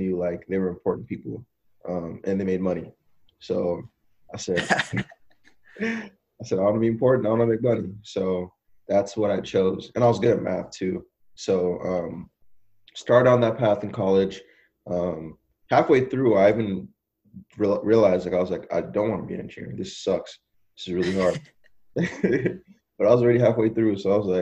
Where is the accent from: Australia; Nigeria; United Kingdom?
Nigeria; now in United States; me being Nigerian